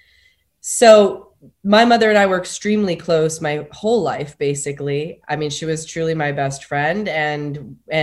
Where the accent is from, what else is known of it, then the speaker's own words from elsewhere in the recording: New York, United States; moved away as an adult; also born or lived in Los Angeles; landed basically back in my hometown